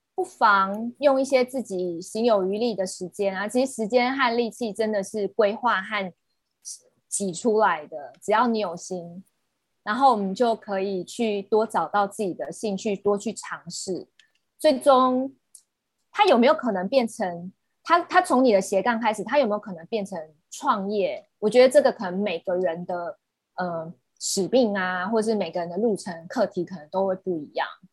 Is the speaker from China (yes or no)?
no; Taiwan; 近期也会在我们台湾这边推广起来